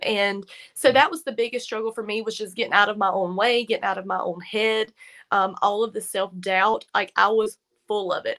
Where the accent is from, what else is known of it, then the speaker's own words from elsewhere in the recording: Virginia, United States; now in North Carolina, United States; I'm actually from Virginia, but, like, here's Virginia line, here's North Carolina line where I am